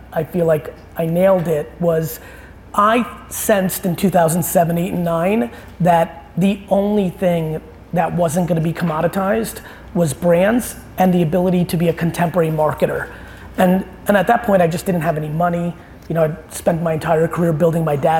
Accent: New Jersey, United States; also born or lived in Soviet Union; I moved to New Jersey in 1982 and grew up a really 1980s kid on the East Coast.

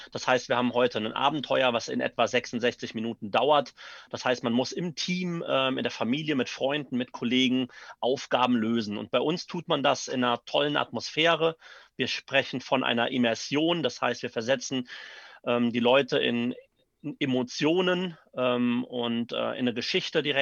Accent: Neuwied, Rhineland-Palatinate, Germany; ich komme aus Neuwied, bin also auch äh, gebürtiger Neuwieder.

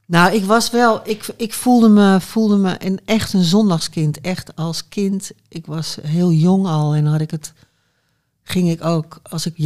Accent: Haarlem, North Holland, Netherlands; now in Amsterdam, Netherlands; ik kom uit Haarlem. Ik ben een Haarlemse mug, houten Haarlemmer. En ik was blij dat ik er weg was. Ik weet niet waarom. Ik vond het er stom. Ja, maar kijk. En terwijl ik het nu heel leuk vind hoor, daar. Maar als kind vond ik het er saai

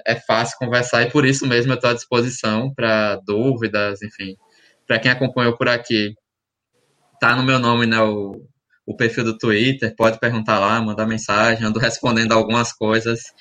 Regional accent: Alagoas, Brazil; eu sou de Alagoas

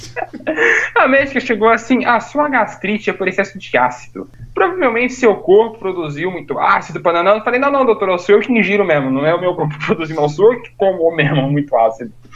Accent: São Paulo, Brazil; me sinto tão orgulhoso de ser paulista agora

